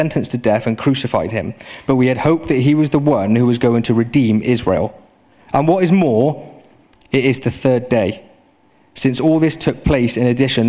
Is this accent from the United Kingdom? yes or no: yes; United Kingdom; I'm British